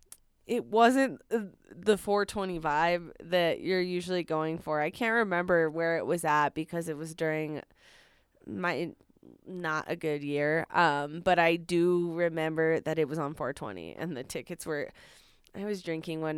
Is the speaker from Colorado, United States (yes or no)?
yes; Fort Collins, Colorado, United States; I'm from Fort Collins